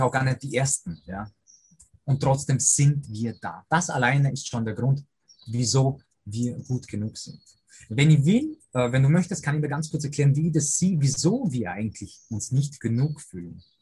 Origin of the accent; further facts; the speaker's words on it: Lake Constance, near Lindau, Vorarlberg, Austria; also born or lived in Poland; bin aber als äh, junger Bursche schon hierher gezogen. Dementsprechend habe ich diesen Dialekt natürlich angenommen also Wonnentui am Bodensee, direkt an der deutschen Grenze äh, zu Lindau